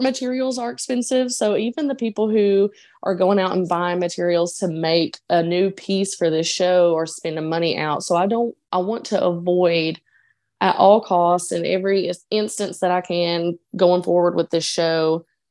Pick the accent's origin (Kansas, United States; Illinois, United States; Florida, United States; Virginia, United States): Virginia, United States; Dickenson County; moved away as an adult; now in Portland, United States; I grew up in a coal town, um, in Dickinson County, Virginia, near the Eastern Kentucky line